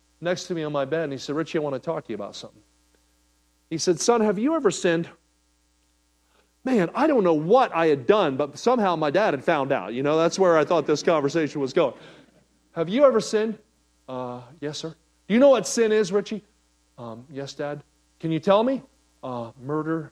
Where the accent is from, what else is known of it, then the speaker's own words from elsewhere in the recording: Kansas City, Missouri, United States; I'm from Kansas City